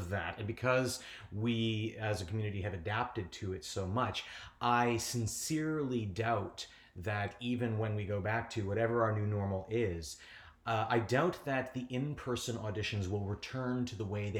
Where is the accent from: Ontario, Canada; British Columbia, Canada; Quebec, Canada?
Ontario, Canada; Niagara Falls; Well, I was born and raised in Niagara Falls. I'm generally the only person anyone's ever met from Niagara Falls. They always say, oh, that's interesting. I'm from a little village called Chippewa.